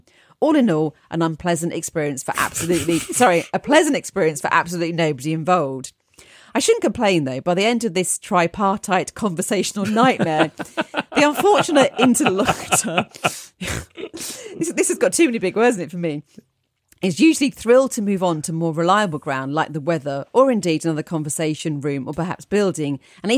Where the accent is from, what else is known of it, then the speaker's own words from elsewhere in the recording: Ireland; moved away as an adult; now in United Kingdom; come from a small town in Ireland, but despite having lived in the UK for many years, I've not lost my accent.